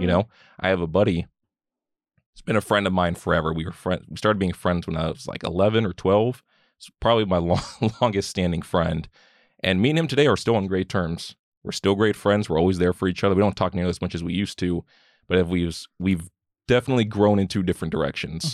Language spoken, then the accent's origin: English; Keene, Texas, United States; also born or lived in Mansfield, Texas / Fort Worth, Texas; moved kinda around a lot of the D F W area, lived around the Mansfield, Fort Worth area for a while, and moved back here to Keene